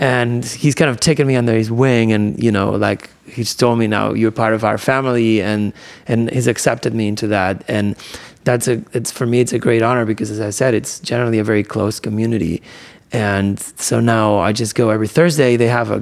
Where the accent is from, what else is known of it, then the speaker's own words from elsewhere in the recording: Barcelona, Catalonia, Spain; English is a second language; moved away as an adult; now in New York, United States; I grew up in Barcelona